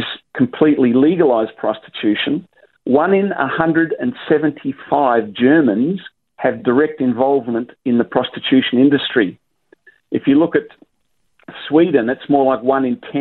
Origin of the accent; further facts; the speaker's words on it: South Australia, Australia; now in Queensland, Australia; this is my home state, it's a state I still love, obviously, and have lots of friends there